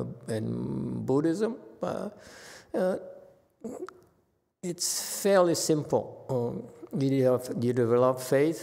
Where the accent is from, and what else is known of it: United States